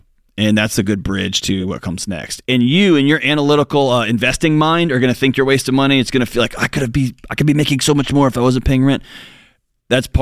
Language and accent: English; Texas, United States; I grew up in Texas